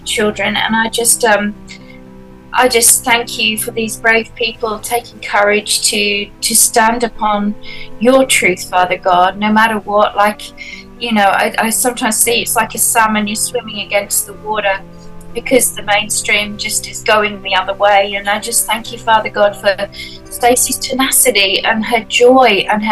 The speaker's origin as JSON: {"language": "English", "country": "Australia", "said": "I'm an Aussie. I'm in Australia"}